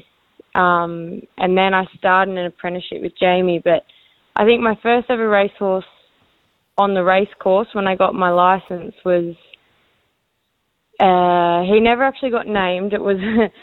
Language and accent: English; southern New South Wales, Australia; I grew up in Maria. I grew up in town